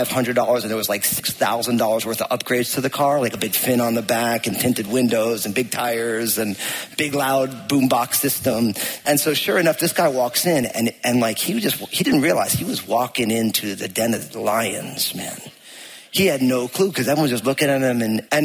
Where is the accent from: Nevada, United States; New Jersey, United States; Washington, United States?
New Jersey, United States; I grew up in New Jersey